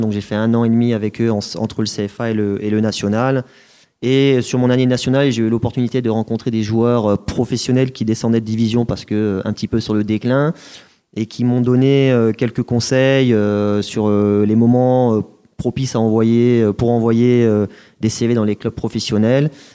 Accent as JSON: {"language": "French", "town": "Colmar", "region": "Grand Est", "country": "France", "tie": "born or raised there", "also_born_or_lived": "Reims", "moved": "as an adult", "said": "je suis issu d'Alsace, donc Colmar. J'ai fait mes études là-bas, donc j'ai mon, bac scientifique à, Colmar"}